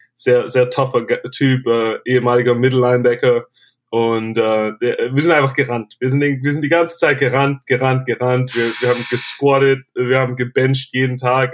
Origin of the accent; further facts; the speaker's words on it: Germany; moved away as an adult; also born or lived in Tennessee; als Deutscher